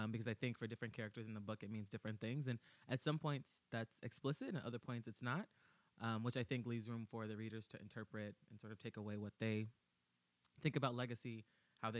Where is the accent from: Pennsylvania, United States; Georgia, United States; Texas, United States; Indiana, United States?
Texas, United States; Austin; moved away as an adult; now in New York, United States; I'm originally from Austin